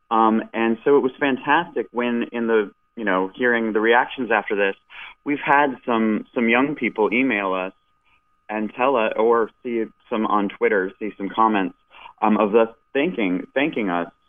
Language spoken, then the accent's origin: English; Michigan, United States; I grew up in Michigan watching the Red Wings